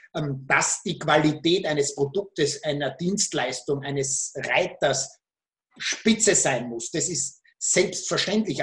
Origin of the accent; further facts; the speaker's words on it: Austria; Österreich, mein Heimatland